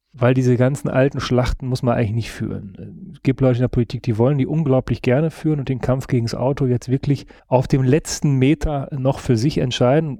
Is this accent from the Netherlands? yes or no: no; western Münsterland, North Rhine-Westphalia, Germany; Da, wo ich herkomme, westliches Münsterland, 20.000 Einwohnerstadt